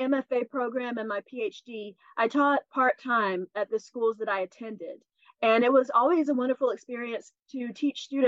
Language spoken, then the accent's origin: English; Commerce, Georgia, United States; moved away; my hometown where I grew up. I'm from North Georgia, just north of Athens, a town called Commerce